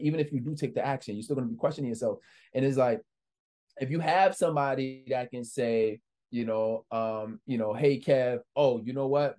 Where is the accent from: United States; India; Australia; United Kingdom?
United States; New York City, New York; I'm just a kid from the Bronx, New York.